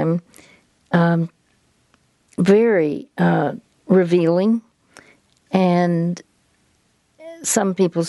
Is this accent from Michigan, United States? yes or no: no; Dallas, Texas, United States; I'm from Dallas, Texas